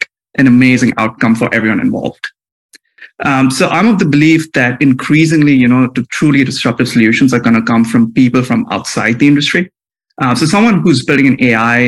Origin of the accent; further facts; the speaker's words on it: India; moved away as an adult; now in United States; I grew up in India, came to the US for the first time as an undergrad student in college